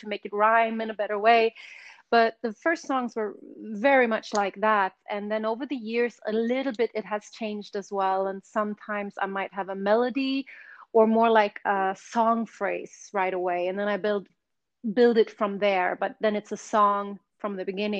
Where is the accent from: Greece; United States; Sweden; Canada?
Sweden; English is a second language; moved away as an adult; also born or lived in London; I grew up in Sweden